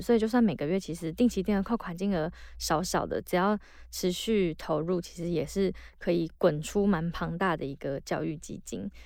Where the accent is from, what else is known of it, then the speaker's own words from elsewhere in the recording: northern Taiwan, Taiwan; 北部好像是，就以我长大的环境为例